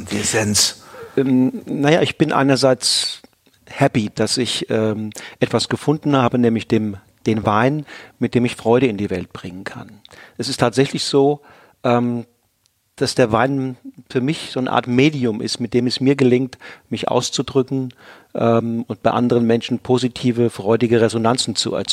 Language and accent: German; Rhineland-Palatinate, Germany; Aufgewachsen bin ich im Westerwald, nördlich von Limburg in einer bäuerlichen Familie.